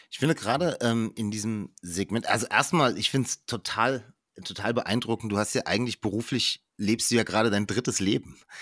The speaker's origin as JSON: {"language": "German", "country": "Germany", "said": "als, als Deutscher, vor allem bei uns in Deutschland"}